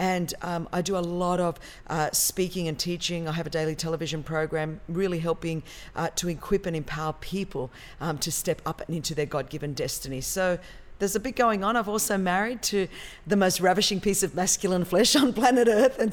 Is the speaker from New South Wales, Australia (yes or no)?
yes; Sydney, New South Wales, Australia; moved away as an adult; now in Southern California, United States; And so I'm from Australia, Sydney, Australia, born and bred.